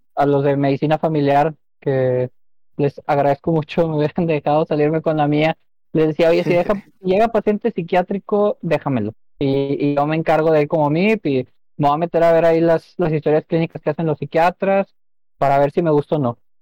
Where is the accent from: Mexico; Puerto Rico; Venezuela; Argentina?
Mexico; Monterrey, Nuevo León; nacido y criado aquí en Monterrey